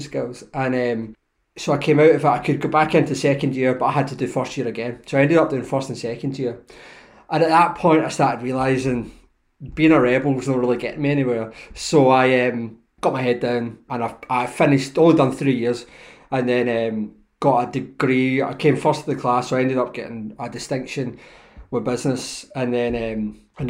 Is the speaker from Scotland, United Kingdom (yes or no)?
yes; Lanark, Scotland, United Kingdom; I'm a Lanarkshire boy, so I grew up in Lanark